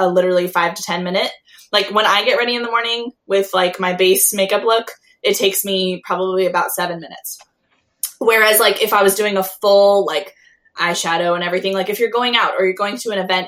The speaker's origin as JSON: {"language": "English", "town": "Long Beach", "region": "California", "country": "United States", "tie": "born or raised there", "lives_now": "La Verne, United States", "said": "I grew up in Long Beach. That's where I'm from."}